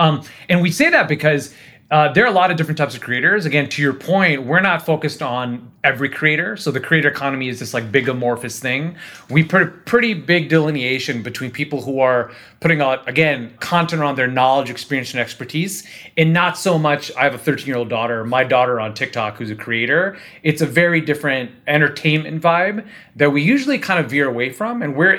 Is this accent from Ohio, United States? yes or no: yes; Cleveland, Ohio, United States; now in Southern California, United States; Northeast Ohio, Cleveland.